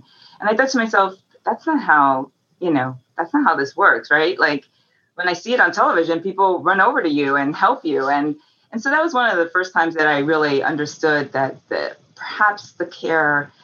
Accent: New York City, New York, United States; I grew up in New York, in Manhattan

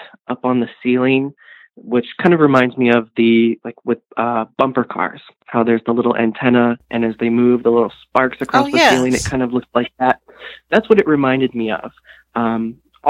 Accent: Ohio, United States; I'm from Ohio originally. Mm-hmm. And I grew up in a cow town, very small cow town

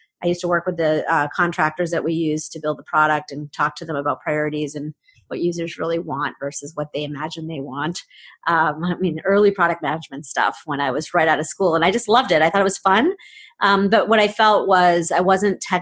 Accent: Framingham, Massachusetts, United States; I grew up here in Boston, in the Boston area, in Framingham. I'm a Boston girl

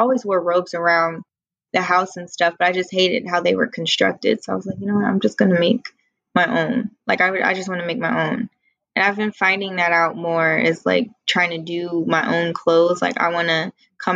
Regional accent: Columbus, Ohio, United States; now in Washington, D.C., United States; back home, it was like, you know, I'm from Columbus, Ohio, so it's small Midwest town.

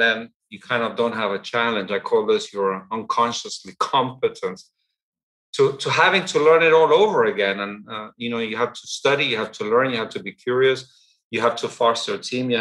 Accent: Argentina; I was born and raised in Argentina. My parents were English, and I went at a very young age to an English boarding school in Argentina.

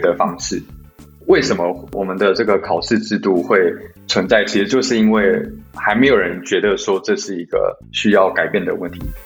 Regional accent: Taiwan; also born or lived in Michigan, United States; 身为台湾人

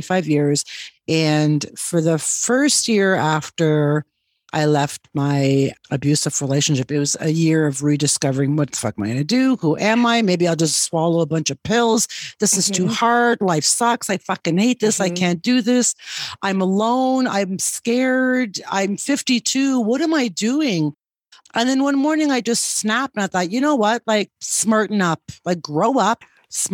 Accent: Canada; moved away as an adult; now in Guatemala; I am a Canadian

